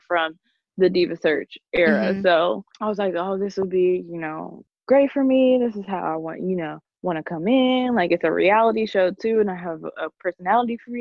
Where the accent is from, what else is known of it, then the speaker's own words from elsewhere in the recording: Lexington, Kentucky, United States; I'm from Lexington, Kentucky